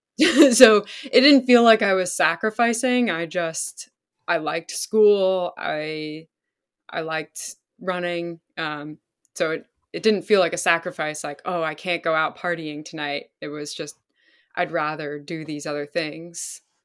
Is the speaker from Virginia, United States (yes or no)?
no; Pennsylvania, United States; also born or lived in Vermont; I grew up in Pennsylvania.